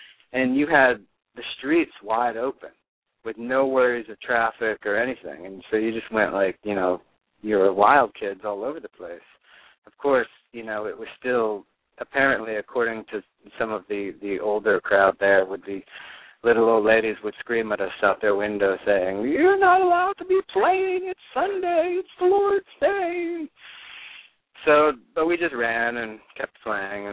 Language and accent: English; Neptune, New Jersey, United States; also born or lived in Honolulu, Hawaii; I grew up in New Jersey, and I moved around a lot within New Jersey, but from about, like, 6 or 7 years old on, I was on the Jersey Shore, mostly in the town of Ocean Grove and Neptune